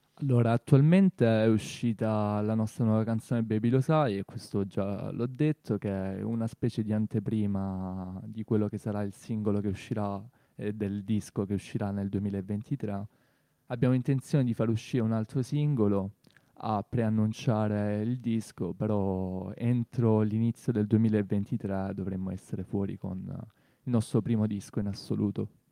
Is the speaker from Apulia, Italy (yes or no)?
yes; Torre Santa Susanna, Apulia, Italy; moved away as an adult; now in Bari, Italy; io di Torre Santa Susanna, un paese nella provincia di Brindisi sperduto